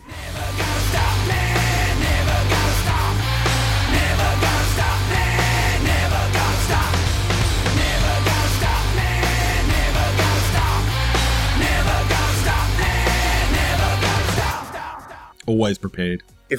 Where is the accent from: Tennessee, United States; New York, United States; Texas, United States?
Tennessee, United States; I'm from Tennessee.